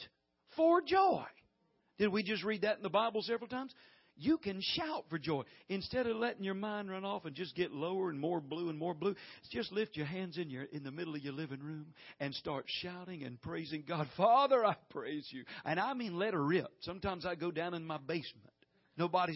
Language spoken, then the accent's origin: English; the South, United States; we're from the South here